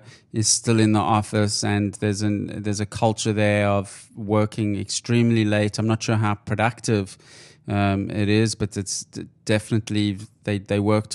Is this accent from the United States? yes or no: no; South Africa; I grew up in South Africa